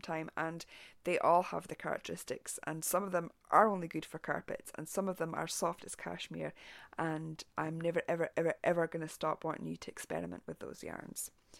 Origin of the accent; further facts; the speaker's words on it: South West England, United Kingdom; I grew up in Dartmoor, or near it, and the thought of spinning or knitting with something from home really appeals to me.